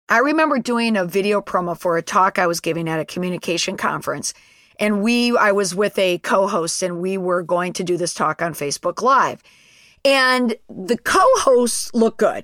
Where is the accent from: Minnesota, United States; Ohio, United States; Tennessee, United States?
Minnesota, United States; Saint Paul; I am from Senator Klobuchar's home state of Minnesota